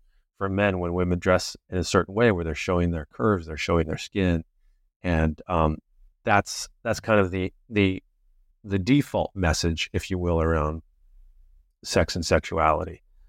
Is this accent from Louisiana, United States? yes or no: no; California, United States; This is kind of extreme in a certain sense from the culture I was raised in Southern California.